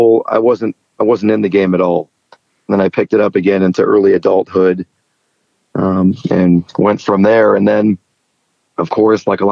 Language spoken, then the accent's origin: English; Chicago, Illinois, United States; I grew up in the Chicago area